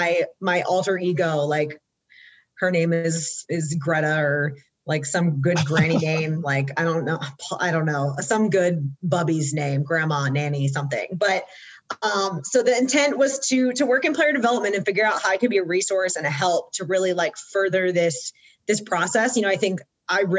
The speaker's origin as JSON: {"language": "English", "region": "Georgia", "country": "United States", "tie": "born or raised there", "said": "I'm born and raised in Georgia"}